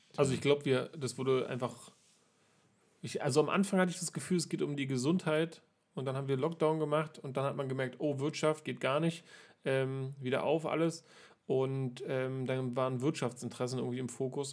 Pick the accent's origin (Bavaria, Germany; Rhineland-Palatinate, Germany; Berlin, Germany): Berlin, Germany; ich bin ja hier in Berlin nun aufgewachsen und auch hier geboren